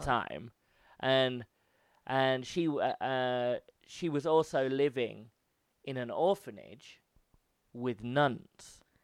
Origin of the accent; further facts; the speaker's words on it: United Kingdom; I'm from Britain